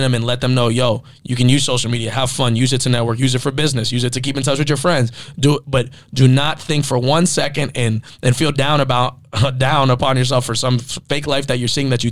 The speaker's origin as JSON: {"language": "English", "town": "Miami", "region": "Florida", "country": "United States", "tie": "born or raised there", "said": "I grew up in Miami, a lot of Hispanic friends in the culture"}